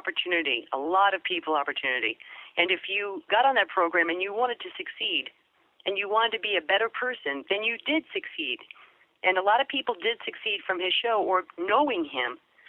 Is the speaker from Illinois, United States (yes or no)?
no; New York, United States; accent: New York; he had me lose my New York accent. I used to talk like this.